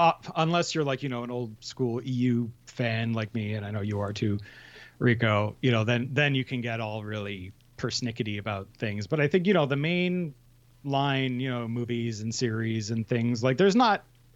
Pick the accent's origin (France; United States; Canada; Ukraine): Canada; Montreal, Quebec; I'm from Montreal. We're the same.